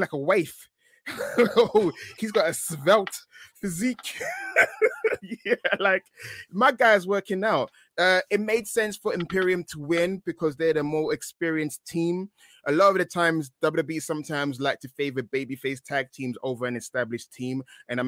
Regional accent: United Kingdom; I sound exotic because I'm British

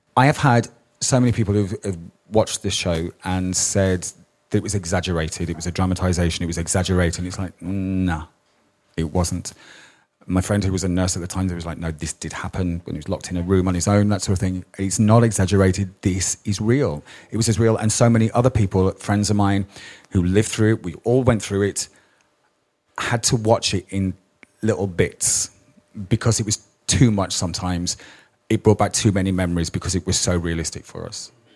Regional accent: Birmingham, West Midlands, United Kingdom; I was brought up in Birmingham

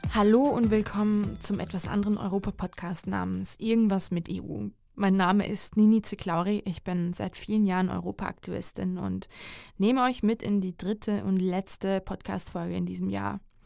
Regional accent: Georgia; moved away; seit meiner Kindheit in meinem Heimatland Georgien

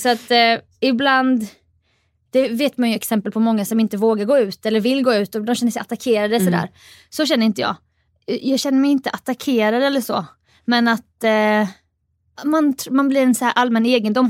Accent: Jönköping, Jönköping County, Sweden; jag är uppväxt i Jönköping

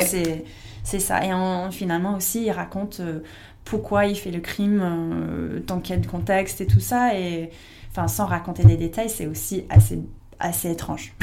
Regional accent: United States; French is a second language; moved away as an adult; now in France; j'étais pas étrangère, j'étais américaine

